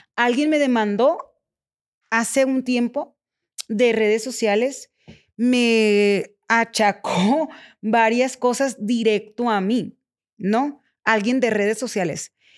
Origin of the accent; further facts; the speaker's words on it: Culiacán, Sinaloa, Mexico; soy de Culiacán, Sinaloa